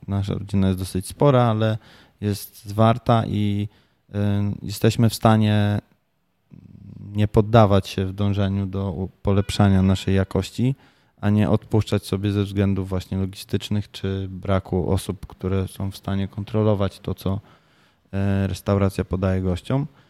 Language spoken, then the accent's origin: Polish; Tricity, Pomeranian Voivodeship, Poland; moved away as an adult; also born or lived in Japan / Kraków; Ja jestem z Trumiasta